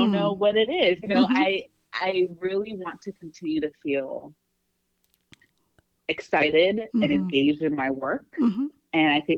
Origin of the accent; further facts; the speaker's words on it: Atlanta, Georgia, United States; moved away; also born or lived in New York City; I grew up in Atlanta, lived in a few places, and we moved back here at the end of last year